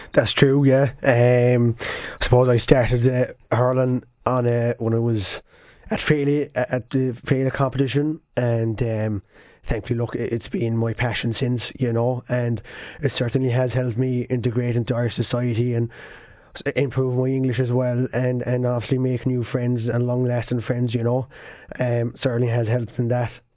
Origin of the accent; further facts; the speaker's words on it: Baghdad, Baghdad Governorate, Iraq; now in Ireland; I'm from Baghdad originally, yes.